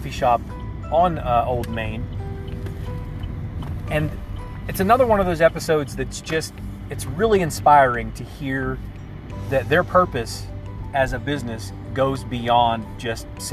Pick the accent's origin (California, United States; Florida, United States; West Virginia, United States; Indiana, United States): West Virginia, United States; St. Albans; I grew up in St. Albans. It's my hometown. I graduated from St. Albans High School.